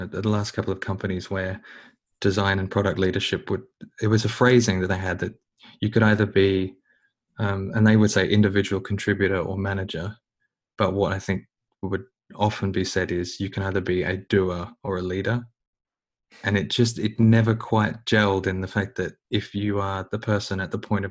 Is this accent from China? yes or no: no; Australia; being more Australian than anything else